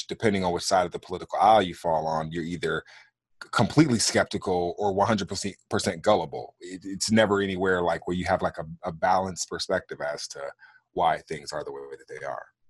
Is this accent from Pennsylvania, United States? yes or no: no; Los Angeles, California, United States; moved away as an adult; also born or lived in Kansas City / Phoenix; I grew up as a ward of the court in the state of California, in L A, in the eighties and nineties